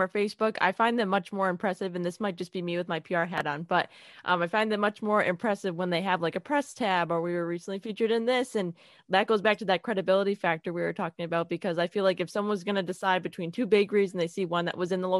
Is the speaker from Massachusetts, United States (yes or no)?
yes; Worcester, Massachusetts, United States; also born or lived in New York; I'm from Massachusetts. I'm from Worcester, Massachusetts